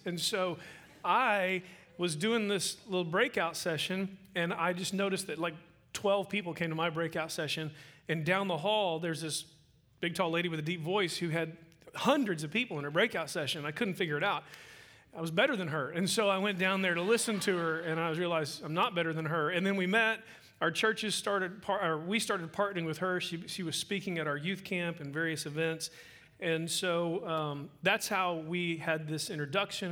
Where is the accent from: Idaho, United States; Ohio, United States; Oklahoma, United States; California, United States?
Oklahoma, United States; moved away as an adult; now in Midland, United States; I'm from Midland, Texas. Um, wasn't born and bred there. I was actually uh, raised in Oklahoma